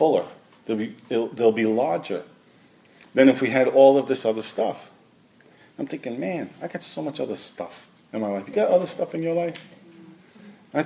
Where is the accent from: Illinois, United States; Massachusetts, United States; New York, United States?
New York, United States; New York City; moved away; also born or lived in Washington; I grew up in Brooklyn.